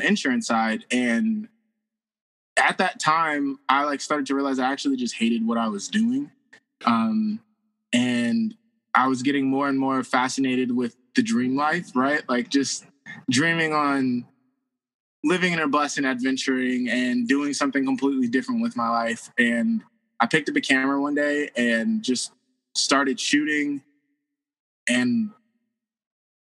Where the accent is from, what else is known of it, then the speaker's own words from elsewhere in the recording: Roy, Washington, United States; moved away as an adult; also born or lived in Tacoma, Washington / Idaho / Utah / Salem; I grew up in this little town called Roy, Washington, but went to school in the city of Tacoma